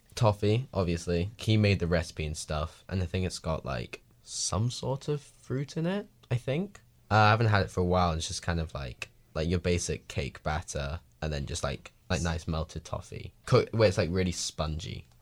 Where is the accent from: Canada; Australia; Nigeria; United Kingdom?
United Kingdom; England; now in Washington, United States; I'm the English.